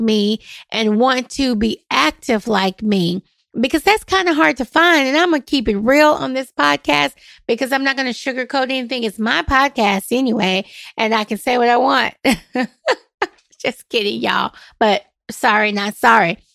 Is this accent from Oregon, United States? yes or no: no; Nashville, Tennessee, United States; I am born and raised in Nashville